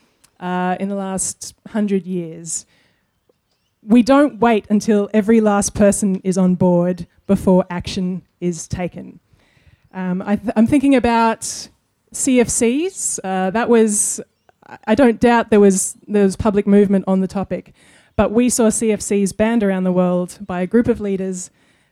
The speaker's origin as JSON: {"language": "English", "country": "Australia", "tie": "born or raised there", "said": "part of our childhoods growing up in Australia"}